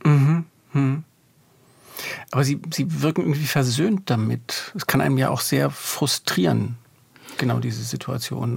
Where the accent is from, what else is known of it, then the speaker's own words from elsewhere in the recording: Germany; ich bin auch in Deutschland aufgewachsen